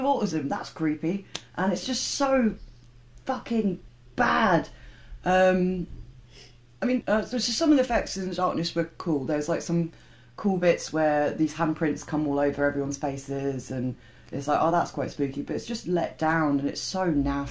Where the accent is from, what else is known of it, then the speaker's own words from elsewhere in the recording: United Kingdom; I'm too British